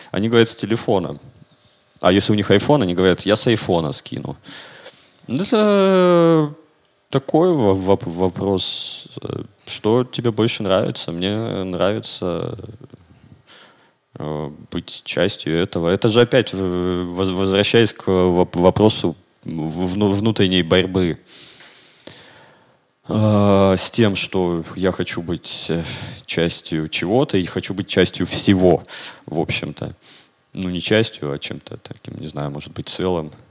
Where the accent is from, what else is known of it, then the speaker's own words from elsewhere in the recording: Siberia, Russia; внутри страны я себя идентифицирую как сибиряк.